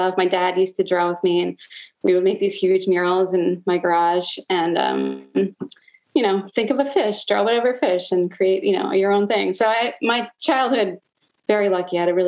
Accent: Long Island, New York, United States; moved away as an adult; also born or lived in New Paltz, New York; now in Baltimore, United States; I'm originally from Long Island, New York, and came to Baltimore, I don't know, like 16 years ago

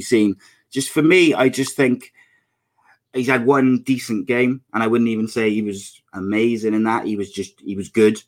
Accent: Wales, United Kingdom; I'm Welsh

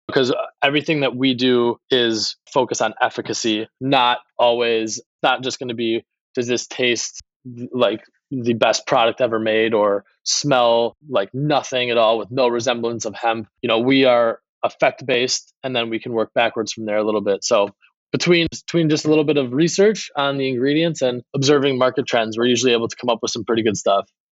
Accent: Milwaukee, Wisconsin, United States; I grew up in Milwaukee area in Wisconsin

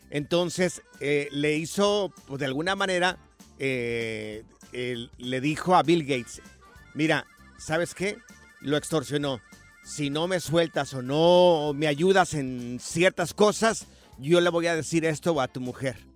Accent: Jalisco, Mexico; Yo soy del estado de Jalisco, pero tengo familia allá en Aguascalientes.

